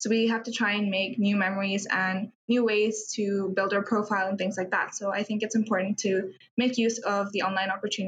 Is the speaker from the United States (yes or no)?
no; Dubai, United Arab Emirates; I'm also from India, but I was born in Dubai, so I've lived here all my life.